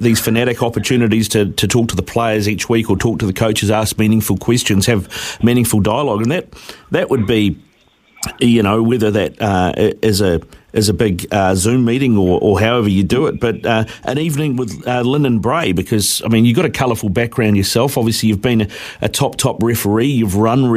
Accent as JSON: {"language": "English", "region": "Auckland", "country": "New Zealand", "tie": "born or raised there", "said": "I'm a born and bred Aucklander"}